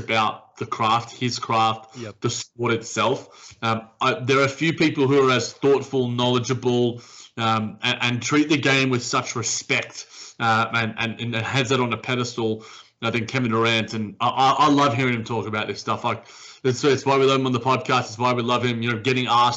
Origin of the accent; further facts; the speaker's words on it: Australia; as an Australian